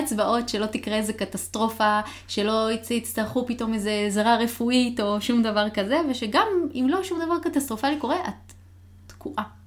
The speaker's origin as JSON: {"language": "Hebrew", "country": "Israel", "moved": "yes", "lives_now": "Seattle, United States", "said": "מחוץ לישראל גרתי רק בסיאטל"}